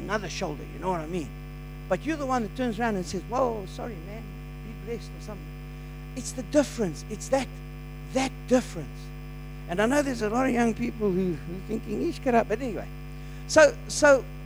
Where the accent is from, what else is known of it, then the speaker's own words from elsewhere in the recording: South Africa; as a South African